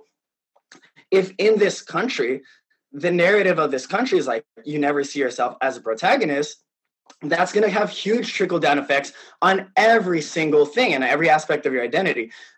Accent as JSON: {"language": "English", "country": "Philippines", "said": "just by virtue of being Filipino and trying to be excellent at what"}